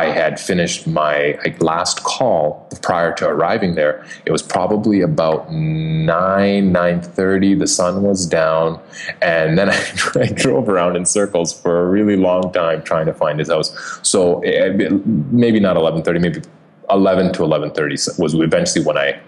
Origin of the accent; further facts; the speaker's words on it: Canada; moved away; I am. Some people may pick it up in my accent.